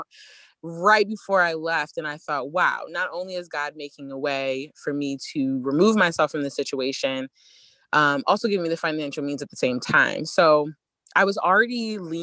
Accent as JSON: {"language": "English", "town": "Baltimore", "region": "Maryland", "country": "United States", "tie": "born or raised there", "said": "growing up in Baltimore"}